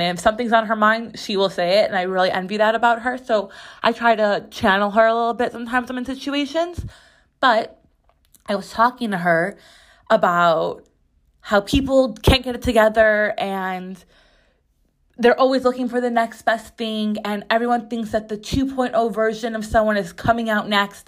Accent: Chicago, Illinois, United States; now in New York City, United States; I grew up in Chicago

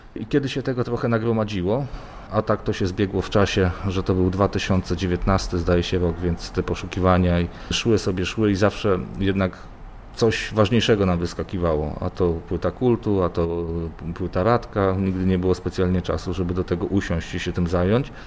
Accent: eastern Poland, Poland; moved away; na wschodzie Polski, skąd pochodzę.

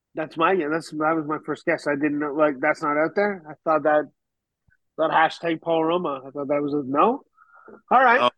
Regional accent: Canada; moved away as an adult; also born or lived in United Kingdom; now in Tennessee, United States; I'm Canadian

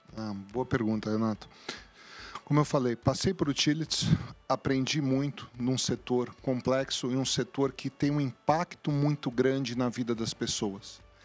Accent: São Paulo, Brazil; also born or lived in Cruzeiro; viemos para São Paulo muito cedo é, e cresci em São Paulo

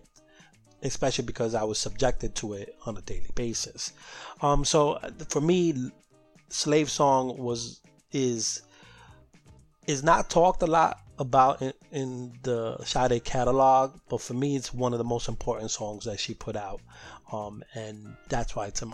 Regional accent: New York City, New York, United States; as a Latino growing up in New York City

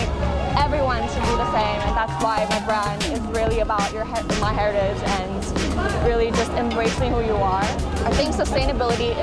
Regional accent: Midwest U.S., United States; moved away as an adult; also born or lived in Korea / New York / Paris / Milan; I was raised in the U.S. most of my life, and I grew up in the Midwest U.S.

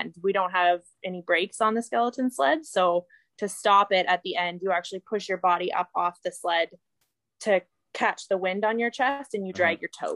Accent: Calgary, Alberta, Canada; I grew up in Calgary, Alberta

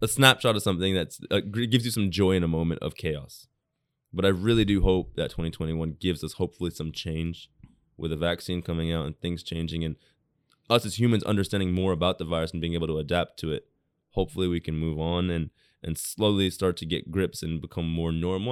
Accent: United States; also born or lived in England / Japan; now in Tokyo, Japan; people I grew up with in America

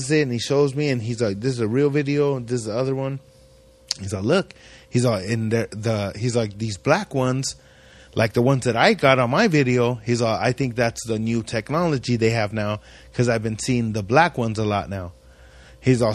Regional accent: Ridgecrest, California, United States; we grew up in Ridgecrest my whole life. I grew up in this little ass town

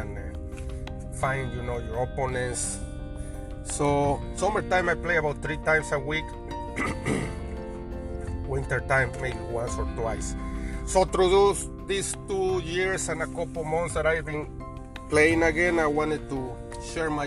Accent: Mexico; now in Chicago, United States; I grew up in Mexico, in a city close to Mexico City, about an hour, 50 minutes away

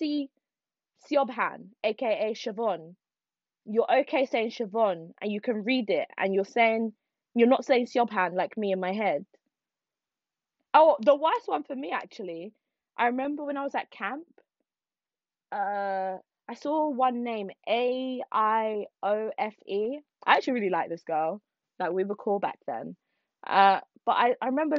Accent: Nigeria; I'm Nigerian. I'm Igbo.

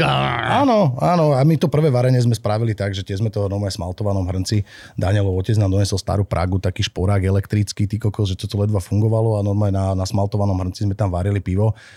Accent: Bratislava, Bratislava Region, Slovakia; moved away as an adult; also born or lived in Myjava; now in Senica, Slovakia; Ja som pôvodom z Bratislavy, neskôr Aha. žijúci na Mijave a teraz dlhodobo žijúci v Senici.

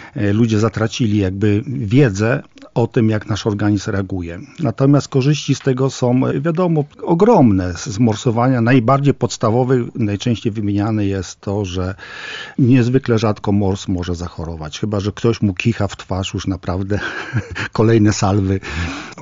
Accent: Włodawa, Lublin Voivodeship, Poland; now in Lublin, Poland; Ja jestem z Nadbuga, y, urodziłem się we Włodawie, znam te tereny

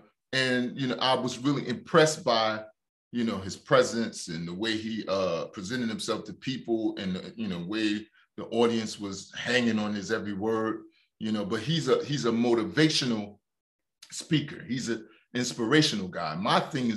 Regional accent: Newark, New Jersey, United States; I grew up in Newark, New Jersey

